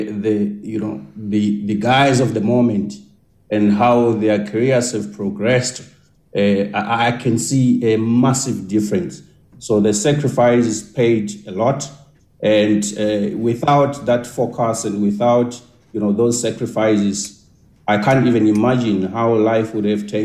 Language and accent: English; Soweto, Gauteng, South Africa; I grew up much of my life in Soweto